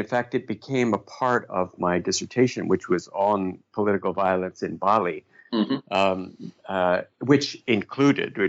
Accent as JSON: {"language": "English", "country": "Canada", "also_born_or_lived": "London", "said": "being Canadian"}